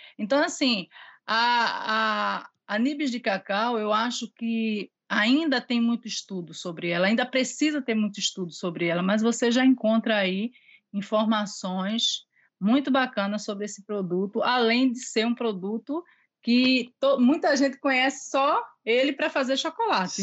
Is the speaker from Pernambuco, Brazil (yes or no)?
yes; Recife, Pernambuco, Brazil; moved away as an adult; now in Ilhéus, Brazil; eu sou de Recife, lá eu tive um buffet